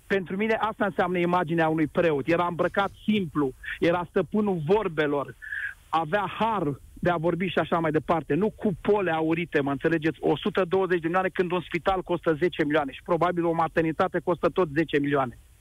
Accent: Bucharest, Romania; eu ca bucureștean

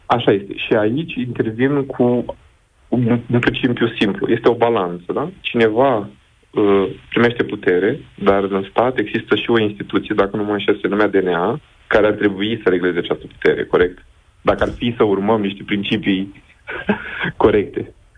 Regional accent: Iași, Iași County, Romania; Eu sunt din Iași

